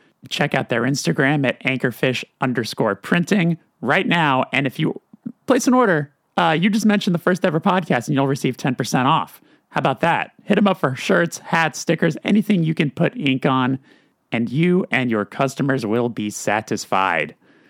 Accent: California, United States; I'm from California.

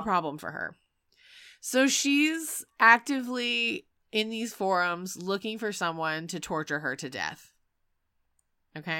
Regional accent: North Carolina, United States; I'm from North Carolina

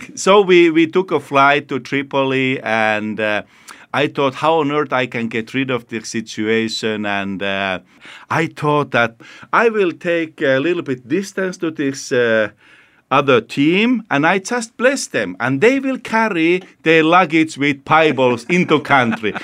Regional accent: Finland; I come from Finland

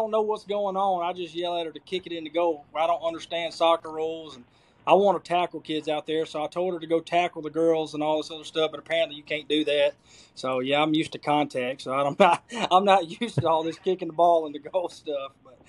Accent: Cleveland, Mississippi, United States; Well, I mean, I think I grew up in, I know Mississippi gets a bad rap for a lot of crap, you know

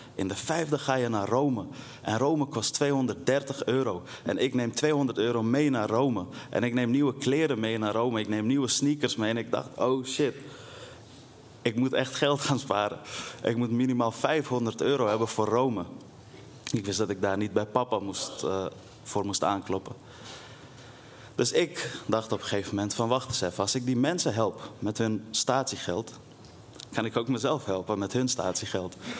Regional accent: Netherlands; also born or lived in Afghanistan; midden in de wijk waar ik ben opgegroeid

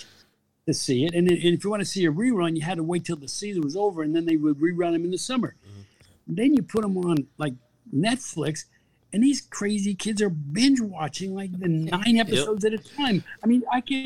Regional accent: New Milford, New Jersey, United States; I grew up in New Milford, New Jersey

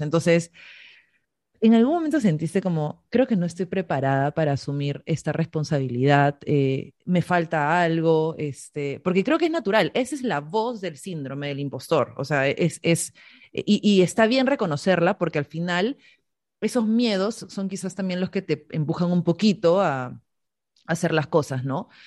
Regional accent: Peru; todas las peruanas

